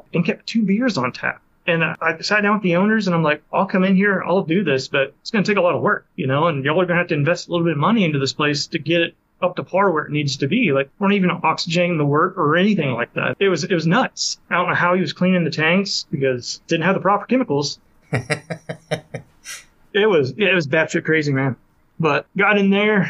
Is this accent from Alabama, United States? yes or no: yes; Huntsville, Alabama, United States; moved away as an adult; also born or lived in Greenville, North Carolina; my hometown here in Huntsville, Alabama